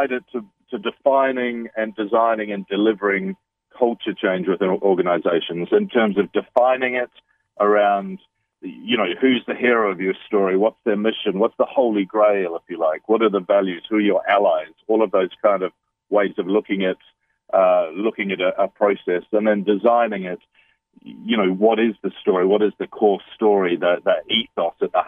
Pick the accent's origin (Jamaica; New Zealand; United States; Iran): New Zealand; also born or lived in London, United Kingdom / Bali, Indonesia; now in United Kingdom; I'm a Kiwi. I'm a New Zealander, though I've lived in London in the United Kingdom. I'm currently living in Bali, finishing another book, but I live in the United Kingdom, really. And so I've been away from home for a long time, but every New Zealander grows up with the All Blacks